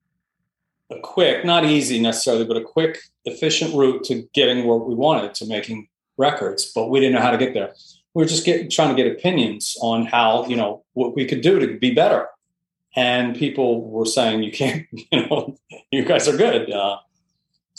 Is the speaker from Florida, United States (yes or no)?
no; Delaware, United States; moved away; also born or lived in Boston / New York; I come from Delaware originally